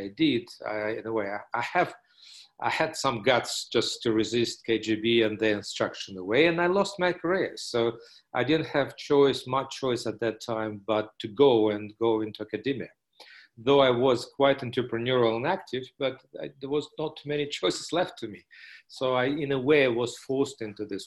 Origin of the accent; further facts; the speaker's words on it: Moscow, Russia; moved away; I was born in Moscow as a child surrounded by communist propaganda